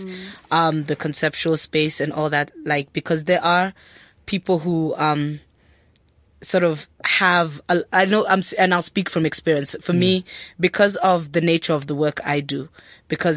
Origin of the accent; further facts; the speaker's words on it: Kenya; now in South Africa; I live in South Africa as a Kenyan